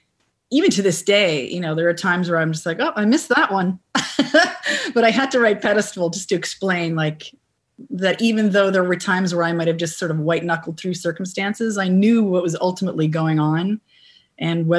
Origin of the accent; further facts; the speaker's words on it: Canada; as a Canadian